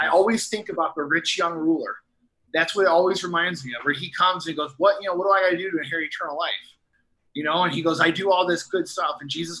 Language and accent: English; Midwest, United States; And I'm like, no, I'm from the Midwest, and I say all set.